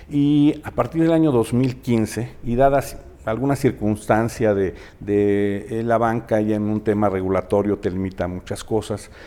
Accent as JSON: {"language": "Spanish", "region": "Mexico City", "country": "Mexico", "tie": "born or raised there", "moved": "as an adult", "lives_now": "Aguascalientes, Mexico", "said": "soy chilango de nacimiento y orgulloso"}